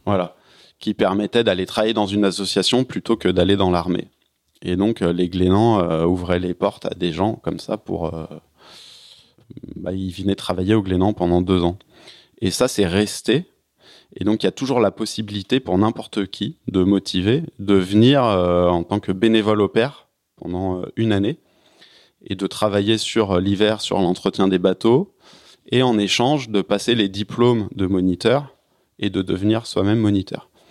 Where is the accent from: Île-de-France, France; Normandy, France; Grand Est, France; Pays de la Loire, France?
Île-de-France, France; Paris suburbs; en tant que Parisien